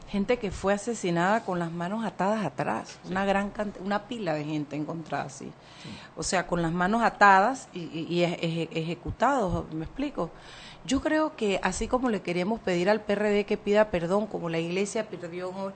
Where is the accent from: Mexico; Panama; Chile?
Panama; los panameños podamos ver la invasión como un hecho de panameños